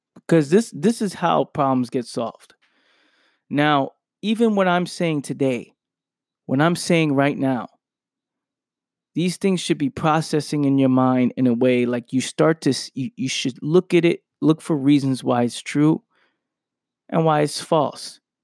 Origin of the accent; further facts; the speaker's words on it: New York City, New York, United States; I'm from a place where I grew up in the Bronx, New York